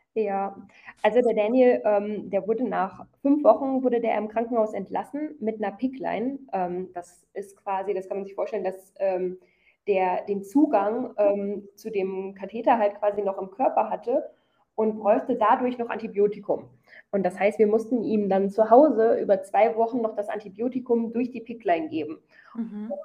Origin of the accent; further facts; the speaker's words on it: Krefeld, North Rhine-Westphalia, Germany; moved away as an adult; also born or lived in United States; now in South India, India; ich komme aus Krefeld in NRW